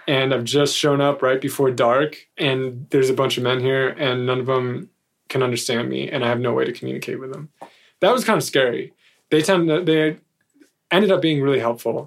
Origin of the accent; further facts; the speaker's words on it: United States; as an American